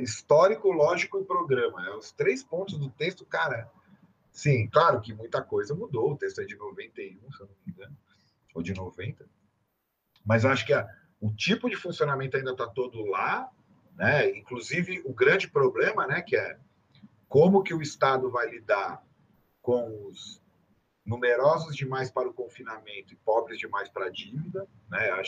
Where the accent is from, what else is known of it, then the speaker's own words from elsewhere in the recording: São Paulo, Brazil; eu sou, sou paulista